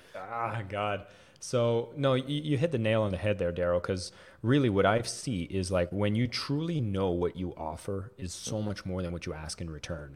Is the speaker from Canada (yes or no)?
yes; Canada; I am French Canadian